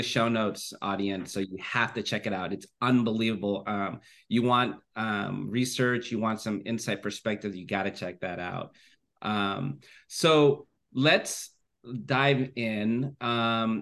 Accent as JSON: {"language": "English", "town": "Livermore", "region": "California", "country": "United States", "tie": "born or raised there", "said": "recording this episode from my hometown, Livermore, California"}